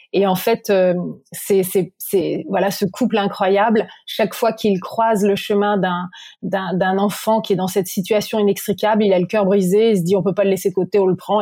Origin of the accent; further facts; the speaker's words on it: Normandy, France; je suis née en Normandie